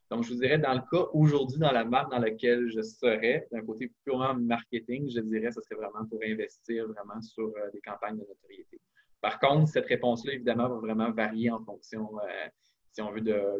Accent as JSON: {"language": "French", "region": "Quebec", "country": "Canada", "said": "utiliser notre voix pour, euh, évidemment, rappeler qu'on est québécois"}